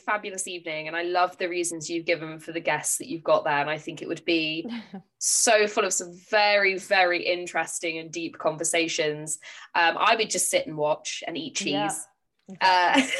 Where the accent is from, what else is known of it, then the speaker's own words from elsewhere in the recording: Dorchester, South West England, United Kingdom; now in Torquay, United Kingdom; I was born and I grew up in Hardy country. I lived very close to Max Gate